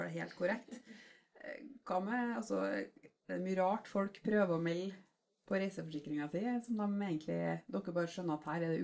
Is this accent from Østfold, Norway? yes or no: yes; Moss, Østfold, Norway; Trondheim eller Moss, da, der vi {S2} kommer fra. {S0} vi bor